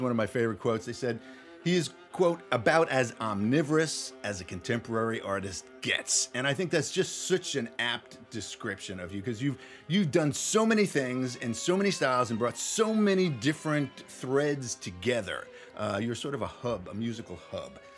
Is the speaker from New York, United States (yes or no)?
no; Nashville, Tennessee, United States; right here in Nashville, Tennessee, my hometown